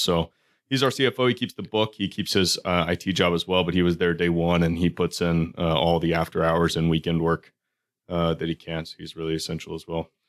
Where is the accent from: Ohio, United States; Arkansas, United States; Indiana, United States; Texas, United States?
Texas, United States; Houston; now in Baltimore, United States; We grew up in Houston together.